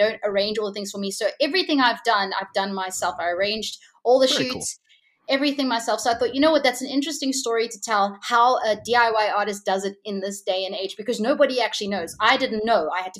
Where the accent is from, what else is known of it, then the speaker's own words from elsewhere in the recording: Hong Kong; also born or lived in Japan; So I grew up in Asia. I grew up in Hong Kong. So I learned a lot there from the music scene there.